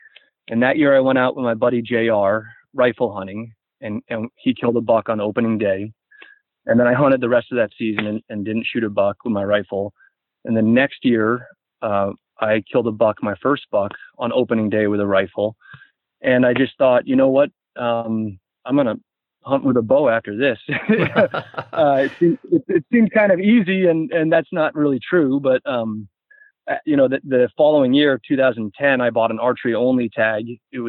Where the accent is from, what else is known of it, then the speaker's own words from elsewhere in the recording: Boston, Massachusetts, United States; I was born in Boston, and I would consider most of my youth to be a city rat.